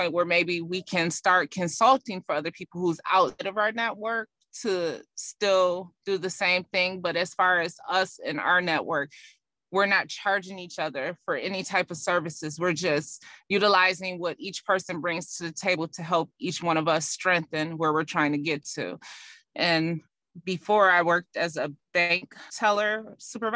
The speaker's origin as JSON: {"language": "English", "country": "United States"}